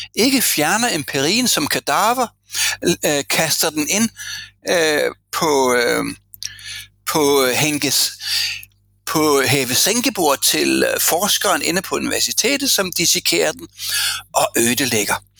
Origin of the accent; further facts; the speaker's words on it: Denmark; moved away as an adult; now in Norway; jeg kommer fra en kønskabskultur fra Danmark